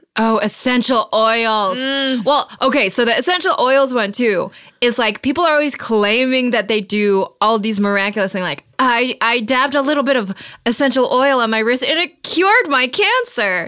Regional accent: Detroit, Michigan, United States; I grew up around Detroit

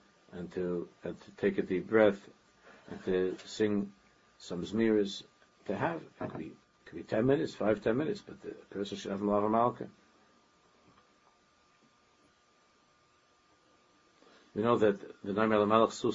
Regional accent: New York City, New York, United States; where I grew up in Daven, where we lived in Queens

